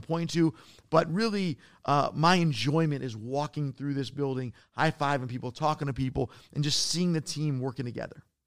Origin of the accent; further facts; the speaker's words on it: Detroit, Michigan, United States; I'm from Detroit.